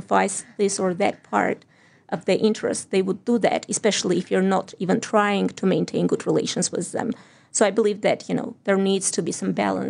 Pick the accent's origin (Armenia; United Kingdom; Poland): Armenia; southern Armenia; now in New Zealand; that's the south of Armenia to start with, and that includes my hometown or home village.